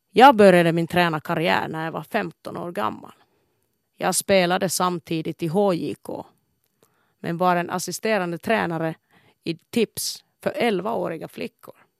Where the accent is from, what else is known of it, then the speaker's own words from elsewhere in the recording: Kuopio, North Savo, Finland; Kuopio, min födelsestad, har präglat min livsfilosofi